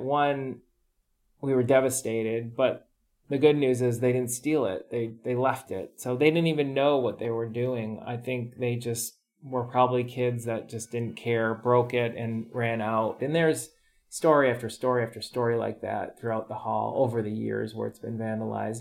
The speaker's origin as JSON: {"language": "English", "country": "United States", "tie": "born or raised there", "moved": "yes", "said": "growing up in the America"}